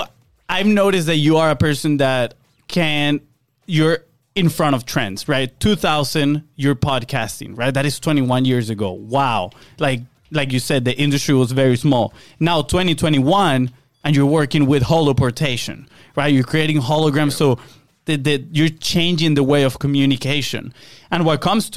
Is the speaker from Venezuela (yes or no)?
yes; Venezuela; moved away; we are from Venezuela. We grew up in Venezuela. Our family is still in Venezuela